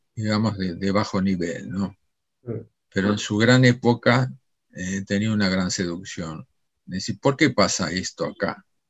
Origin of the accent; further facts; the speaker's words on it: Argentina; nosotros como argentinos